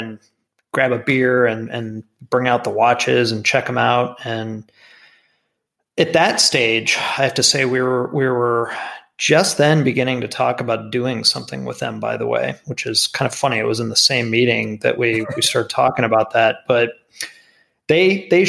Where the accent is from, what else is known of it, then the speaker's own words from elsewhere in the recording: South Florida, United States; moved away as an adult; I grew up in South Florida